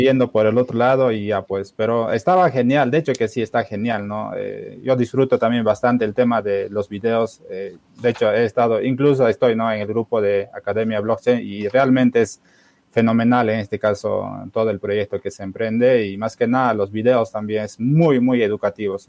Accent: Cusco, Peru; yo personalmente soy de, de Perú. no sé si conoce Machu Picchu. Estoy cerca a Machu Picchu.

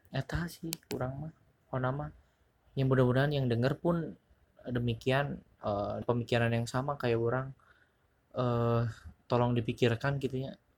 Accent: West Java, Indonesia; moved away as an adult; now in Jakarta, Indonesia; saya orang Sunda dan saya tidak cocok untuk merantau

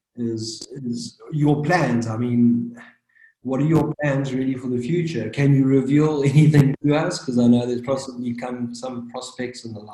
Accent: KwaZulu-Natal, South Africa; now in Cape Town, South Africa; I'm originally from KwaZulu-Natal

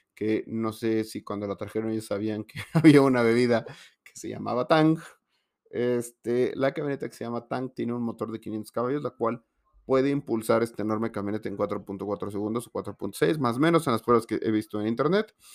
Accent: Mexico; en México

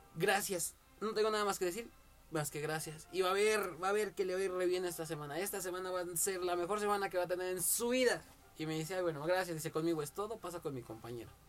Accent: Mexico; como buen mexicano

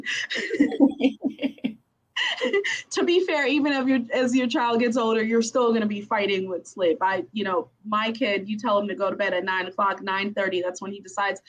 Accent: New York City, New York, United States; now in Maryland, United States; I'm from Brooklyn, New York, which is super city, but I'm not a city girl.

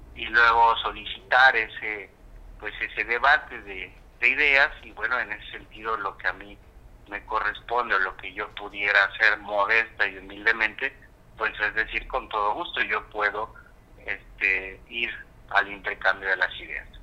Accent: Acapulco, Guerrero, Mexico; Yo soy un hombre que soy de Acapulco, nací aquí, estoy atento, siempre inmerso en la dinámica que lleva Acapulco en su totalidad

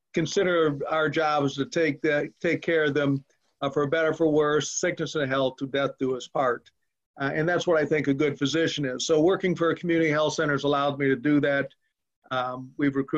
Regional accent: Fremont, Ohio, United States; moved away as an adult; I grew up in Fremont, Ohio, was one of five children

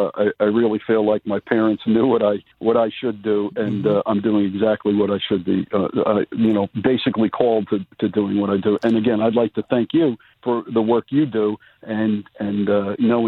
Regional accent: New Jersey, United States; I grew up in New Jersey

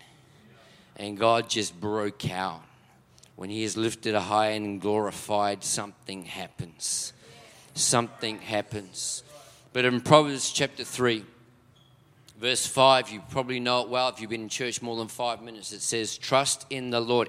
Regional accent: Auckland, New Zealand; moved away as an adult; now in Melbourne, Australia; I am a Kiwi, born and bred for 20 years up in South Auckland

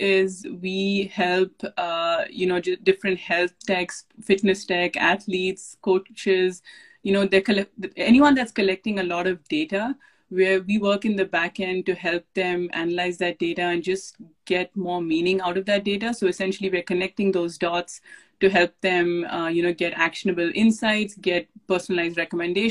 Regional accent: India; moved away as an adult; now in Silicon Valley, United States; When I was growing up in India and swimming for India

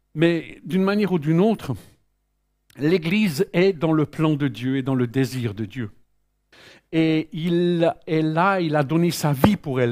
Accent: Switzerland; je suis né en Suisse

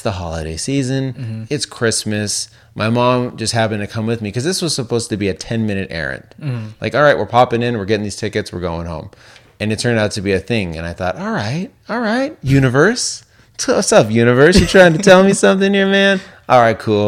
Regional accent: Las Vegas, Nevada, United States; moved away; growing up in Las Vegas

